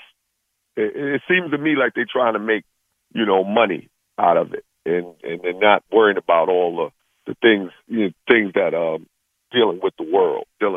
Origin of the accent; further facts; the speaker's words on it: New York, United States; I'm from New York. I'm like a New York guy